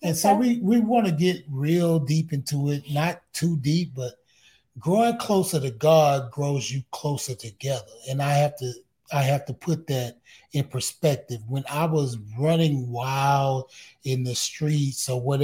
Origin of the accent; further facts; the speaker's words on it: Houston, Texas, United States; I'm from Fifth Ward, man. Most of us live with our grandmother